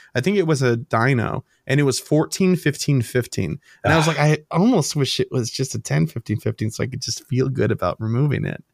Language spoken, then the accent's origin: English; Chicago, Illinois, United States; we're from Chicago. We love the city.